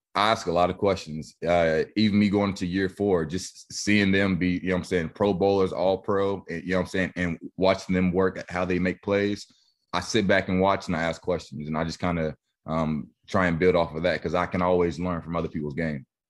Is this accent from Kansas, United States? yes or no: yes; Wichita, Kansas, United States; my hometown